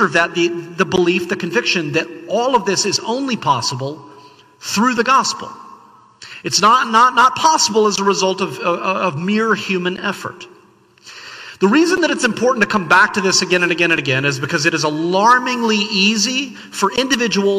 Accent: the South, United States; I grew up in the South.

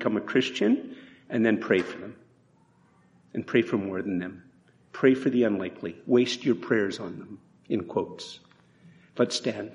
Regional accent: Canada; we're more Canadian than we realize

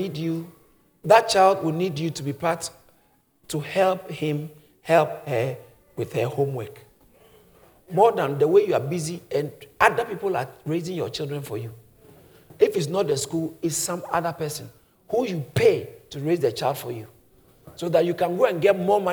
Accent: Ghana; moved away; Because I grew up in Ghana

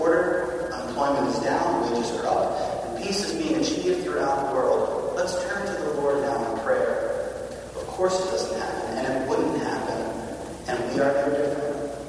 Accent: Massachusetts, United States; I grew up in Massachusetts.

